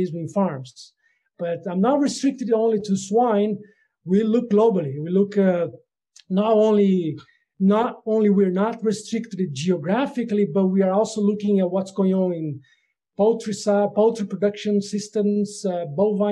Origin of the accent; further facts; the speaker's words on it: Brazil; moved away as an adult; also born or lived in Netherlands; I am originally from Brazil, and I got a DVM from the Federal University of Lavras